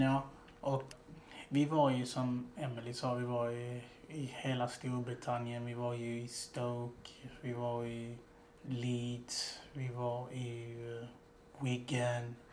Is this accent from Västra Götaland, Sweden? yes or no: no; Malmö, Skåne, Sweden; now in Gothenburg, Sweden; Nej, jag är egentligen från Malmö.